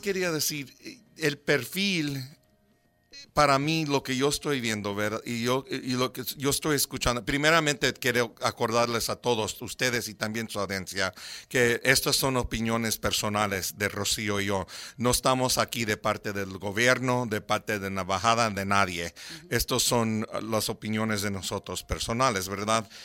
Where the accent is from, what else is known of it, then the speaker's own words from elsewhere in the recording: United States; first language English; Spanish is a second language; mi primer idioma era inglés y entonces hablando en español es un poco difícil para mí